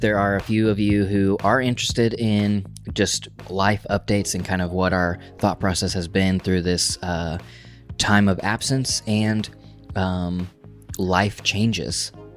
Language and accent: English; Oklahoma, United States; moved away as an adult; also born or lived in Tulsa, Oklahoma / New York / Portland; we grew up in Oklahoma, specifically in a small town in Oklahoma